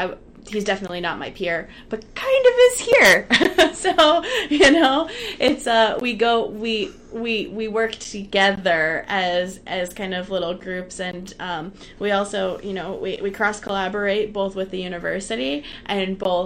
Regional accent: Connecticut, United States; I'm from Connecticut. I grew up in Connecticut.

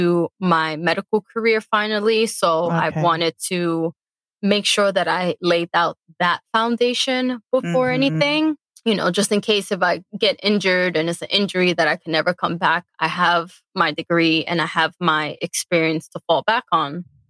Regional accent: New York City, New York, United States; I was born and raised in the Bronx

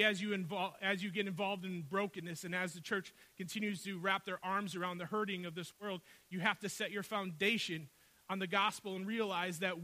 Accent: Milwaukee, Wisconsin, United States; I grew up on the north side of Milwaukee

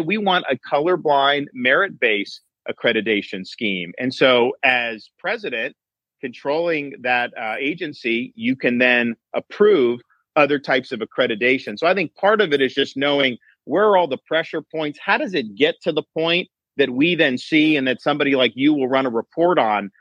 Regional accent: Tampa, Florida, United States; I grew up in the Tampa Bay area, working minimum wage to get through school

